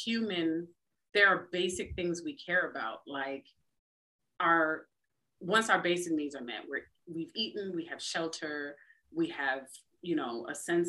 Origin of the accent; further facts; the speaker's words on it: United States; I'm a wife and I'm a mom.